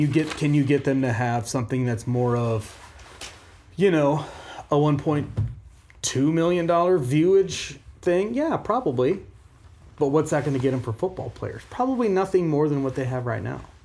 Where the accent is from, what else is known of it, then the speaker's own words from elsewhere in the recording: Omaha, Nebraska, United States; I grew up in Omaha.